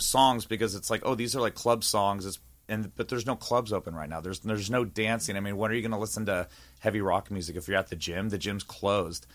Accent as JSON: {"language": "English", "area": "East Bay, San Francisco Bay Area", "region": "California", "country": "United States", "tie": "born or raised there", "also_born_or_lived": "Walnut Creek, California", "moved": "yes", "said": "I'm from the Bay Area, so I was born in Walnut Creek, so I grew up in the E-, East Bay, in NorCal"}